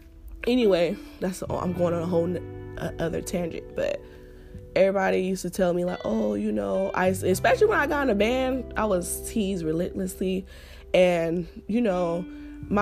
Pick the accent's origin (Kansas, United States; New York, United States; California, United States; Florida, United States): California, United States; Los Angeles; accent: Ebonics; I'm from South Central. And you know how they talk out there.